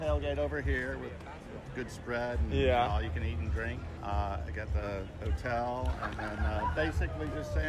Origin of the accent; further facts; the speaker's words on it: Brookhaven, Georgia, United States; Brookhaven, class of 83.